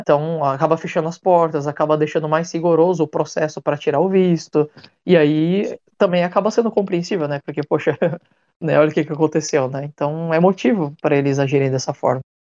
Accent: Brazil; moved away as an adult; now in Japan; já ter cara de ser um descendente japonês, mas sei lá, às vezes meio brasileiro

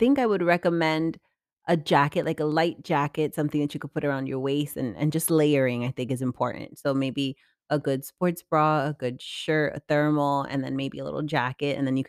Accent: New York, United States; But as a New Yorker

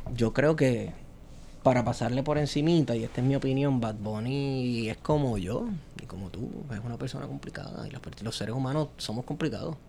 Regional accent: Puerto Rico; cuando aquí estamos todavía definiendo qué somos aquí en Puerto Rico.

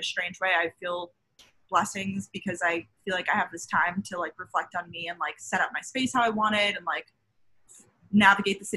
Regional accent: Long Island, New York, United States; also born or lived in Georgia, United States; now in New York City, United States; I'm from Long Island, New York.

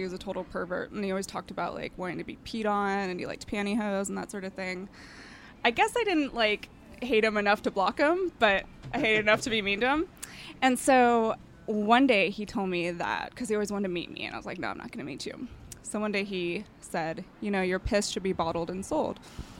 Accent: Vancouver, Washington, United States; Vancouver, Washington.

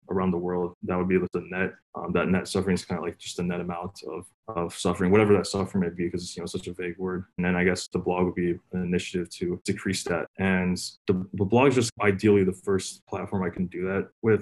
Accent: Northern Virginia, United States; I'm from Nova

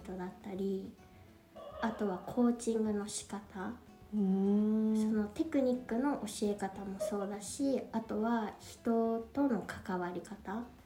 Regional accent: Japan; moved away as an adult; now in Paris, France; 育ちは日本なんですけど

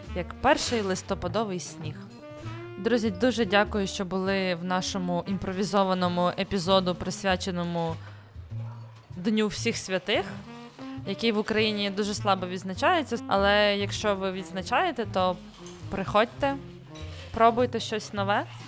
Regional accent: Kyiv Oblast, Ukraine; Я з Київської області, в нас не було такої традиції

